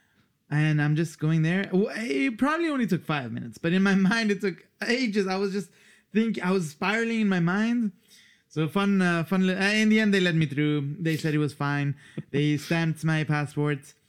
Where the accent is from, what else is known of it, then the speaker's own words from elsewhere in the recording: Luxembourg; moved away as an adult; also born or lived in Switzerland / Iran (ancestry); now in Australia; I grew up in Luxembourg, but I don't fully feel Luxembourgish